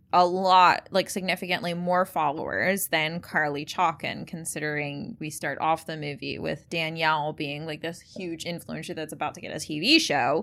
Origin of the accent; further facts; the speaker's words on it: United States; I'm American